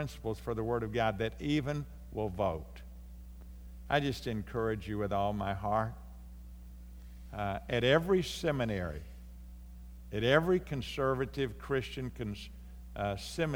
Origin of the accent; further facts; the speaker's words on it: United States; from the United States